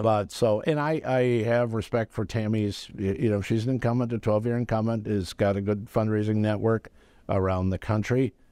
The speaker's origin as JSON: {"language": "English", "town": "Madison", "region": "Wisconsin", "country": "United States", "tie": "born or raised there", "said": "I grew up right next to the E W campus. My parents both worked on campus."}